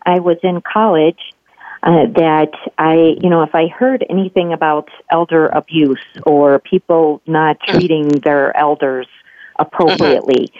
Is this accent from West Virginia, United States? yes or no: yes; Wheeling, West Virginia, United States; moved away as an adult; also born or lived in Pittsburgh, Pennsylvania / Ohio; now in Illinois, United States; I was raised in Wheeling, West Virginia. I was born in Pittsburgh, and my parents adopted me, so I spent my childhood years all the way through college in West Virginia